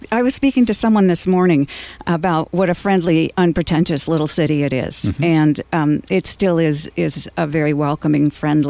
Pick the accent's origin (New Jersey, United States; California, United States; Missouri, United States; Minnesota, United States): California, United States; Fresno; also born or lived in Texas / Kansas / Ohio; But I feel like I grew up in California because from the time I was 11 until I went away to college in Idaho, I lived in Fresno, California. So I call Fresno my home.